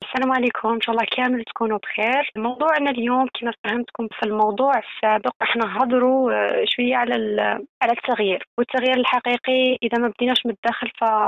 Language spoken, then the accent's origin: Arabic; Algeria; عندنا في الجزائر